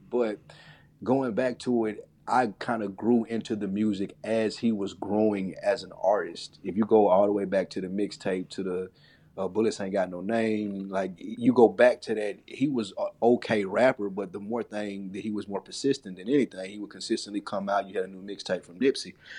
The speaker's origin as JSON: {"language": "English", "region": "Tennessee", "country": "United States", "said": "I'm from Tennessee, so we walked down to the state fair. It's, like, a couple blocks from my house."}